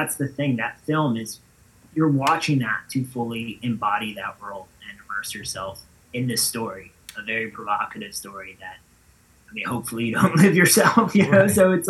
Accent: Florida, United States; Not originally. Florida.

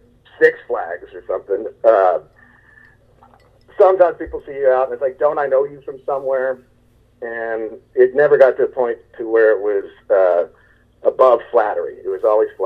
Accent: Texas, United States; I'm from Texas

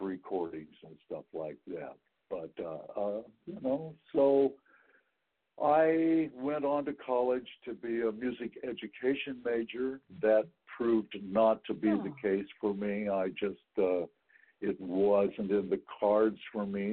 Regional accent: Wichita, Kansas, United States; also born or lived in McPherson, Kansas; now in San Francisco Bay Area, United States; I grew up in Wichita, mm. but then my last two years of high school, we moved to McPherson, Kansas

